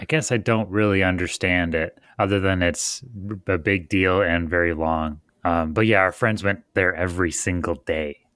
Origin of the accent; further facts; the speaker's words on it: Michigan, United States; I'm from Michigan where it doesn't break ninety.